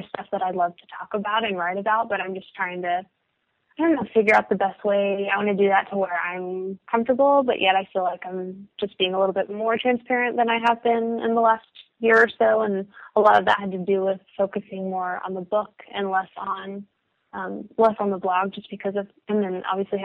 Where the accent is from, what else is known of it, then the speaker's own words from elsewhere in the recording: Dallas, Texas, United States; I'm from the Dallas area, and my family lives around